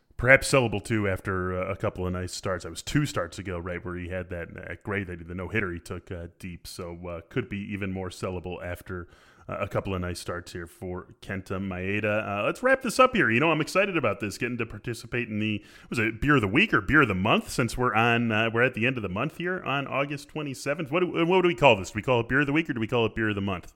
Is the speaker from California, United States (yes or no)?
no; Skokie, Illinois, United States; live in my hometown of Skokie, Illinois